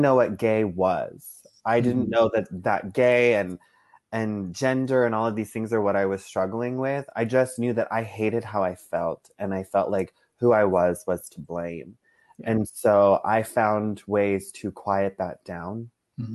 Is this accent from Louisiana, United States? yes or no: no; South Texas, United States; I grew up in South Texas.